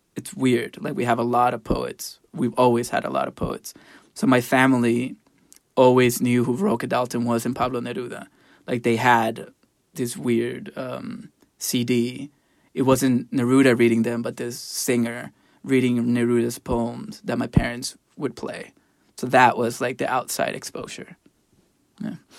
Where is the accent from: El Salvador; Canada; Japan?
El Salvador; moved away; I grew up in El Salvador